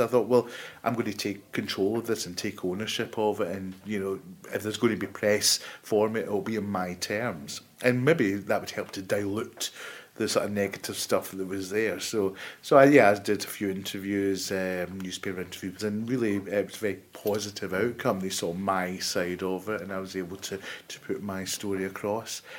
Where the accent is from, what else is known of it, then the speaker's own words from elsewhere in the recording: Glasgow, Scotland, United Kingdom; moved away as an adult; also born or lived in Paisley / Italy; now in Birmingham, United Kingdom; I was born in Glasgow, as you can probably tell from the accent. Uh, I went to school just outside Glasgow in Paisley